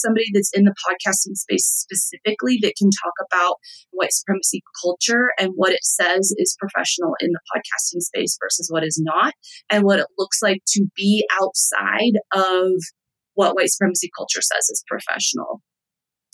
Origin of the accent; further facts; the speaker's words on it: Texas, United States; I'm from Texas.